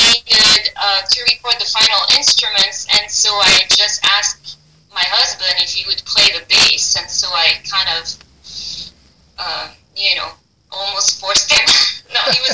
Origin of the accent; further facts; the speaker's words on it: Paris, Île-de-France, France; English is a second language; moved away; I'm from Paris, France